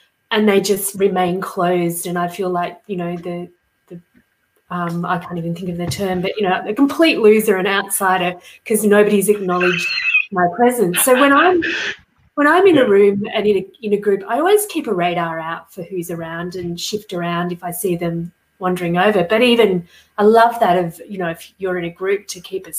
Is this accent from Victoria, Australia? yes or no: yes; Melbourne, Victoria, Australia; moved away as an adult; also born or lived in Sydney; I was in Sydney for many years, I returned to Melbourne